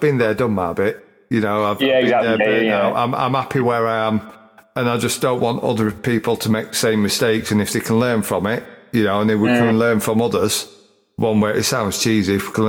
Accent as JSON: {"language": "English", "region": "Yorkshire and the Humber", "country": "United Kingdom", "also_born_or_lived": "Chesterfield", "accent": "broad", "said": "I'm Yorkshire now."}